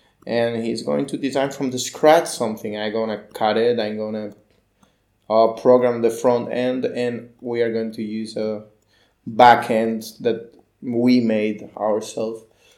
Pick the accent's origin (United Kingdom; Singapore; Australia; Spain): Spain; Barcelona, Catalonia; So I started with the website design like 15 years ago in Barcelona City. I'm from Barcelona.